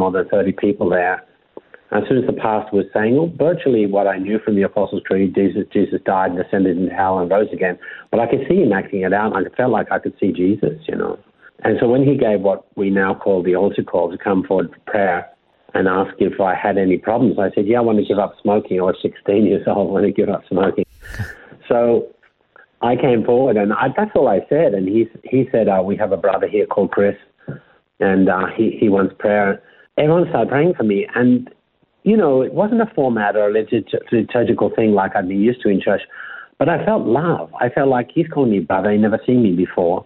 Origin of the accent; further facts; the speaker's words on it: Melbourne, Victoria, Australia; moved away as an adult; I was born and raised in Melbourne